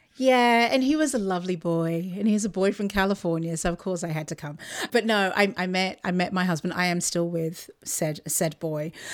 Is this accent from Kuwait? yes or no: no; Luton, East of England, United Kingdom; moved away; my local station in Luton, which is my, my hometown, just outside of London